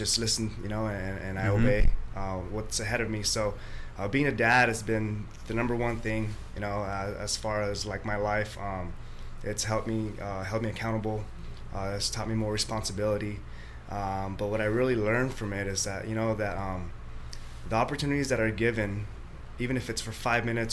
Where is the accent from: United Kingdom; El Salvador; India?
El Salvador; moved away; I'm from El Salvador, so my family from El Salvador